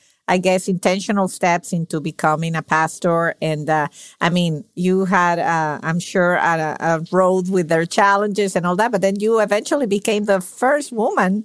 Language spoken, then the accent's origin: English; Venezuela; moved away as an adult; now in United States; Venezuelan by birth